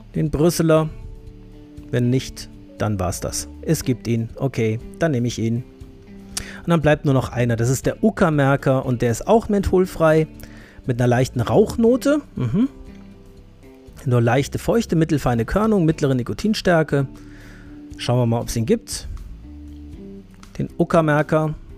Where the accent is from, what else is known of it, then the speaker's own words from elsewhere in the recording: Hesse, Germany; Ich bin ja Hesse